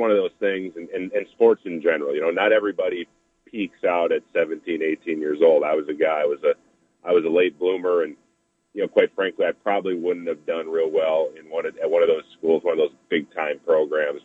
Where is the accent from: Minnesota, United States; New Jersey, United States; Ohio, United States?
Minnesota, United States; St. Paul; I grew up watching the Vikings. I'm from St. Paul, so that's just rooted in me